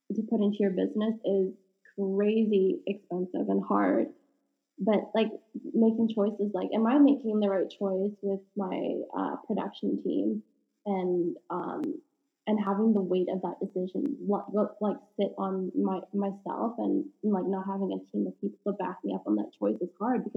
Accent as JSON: {"language": "English", "country": "Canada", "said": "being Canadian"}